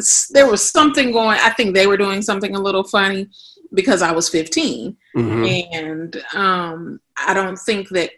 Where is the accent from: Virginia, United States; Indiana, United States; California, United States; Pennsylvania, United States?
California, United States; Los Angeles; moved away as an adult; also born or lived in Texas; now in Atlanta, United States; I'm originally from Los Angeles, California, born and raised